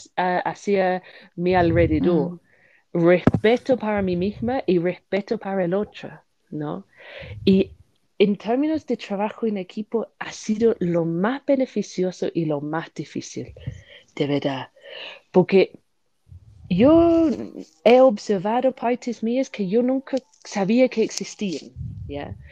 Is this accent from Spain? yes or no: no; United Kingdom; Spanish is a second language; moved away; soy una británica